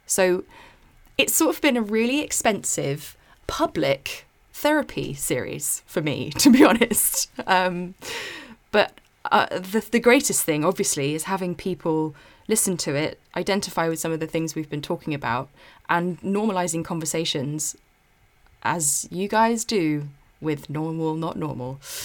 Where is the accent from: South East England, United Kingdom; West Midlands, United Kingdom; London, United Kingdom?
South East England, United Kingdom; my hometown in the southeast